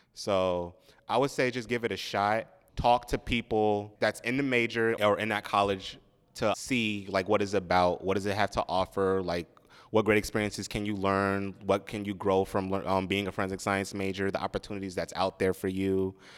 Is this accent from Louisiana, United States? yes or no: no; Long Island, New York, United States; also born or lived in Manhattan, New York; I was born in Manhattan, but then, um, we moved out to Long Island. I still live in Long Island with my family.